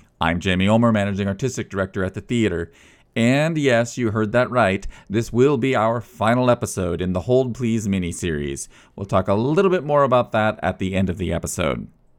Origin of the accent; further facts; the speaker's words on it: Sutton, Nebraska, United States; I'm originally from Sutton, so not too far.